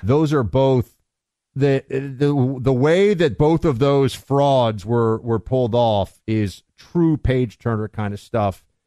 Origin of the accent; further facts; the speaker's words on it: Northeast, United States; I'm from the Northeast